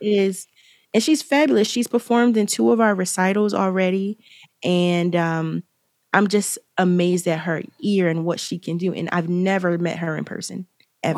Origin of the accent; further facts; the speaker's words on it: Philadelphia, Pennsylvania, United States; I'm from Philadelphia